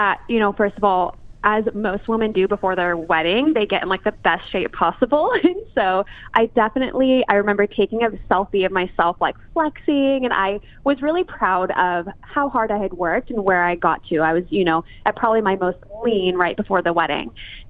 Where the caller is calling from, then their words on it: Los Angeles, California, United States; Los Angeles